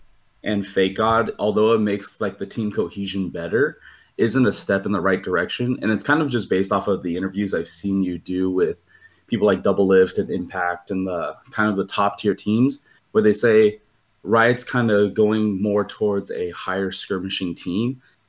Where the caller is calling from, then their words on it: Cypress, California, United States; Southern. It's like just south of Long Beach.